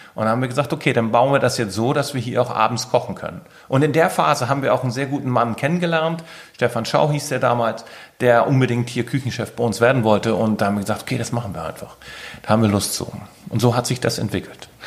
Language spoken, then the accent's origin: German; Keitum, Schleswig-Holstein, Germany; Ich bin ein gebürtiger Sylter, Kaitumer